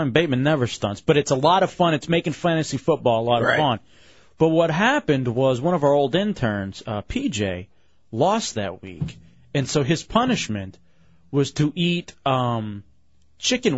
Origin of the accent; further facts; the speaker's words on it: Texas, United States; moved away; also born or lived in Michigan / Washington, D.C.; I grew up in Texas